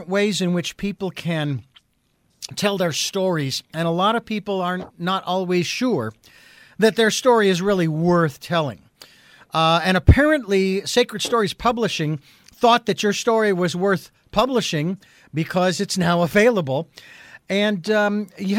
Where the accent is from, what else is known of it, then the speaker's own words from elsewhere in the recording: Phoenix, Arizona, United States; I'm from Phoenix